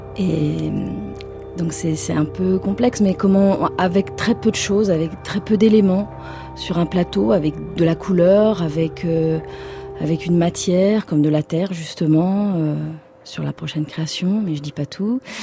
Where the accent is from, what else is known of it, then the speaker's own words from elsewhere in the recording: Anjou, Pays de la Loire, France; je viens de, de l'Anjou.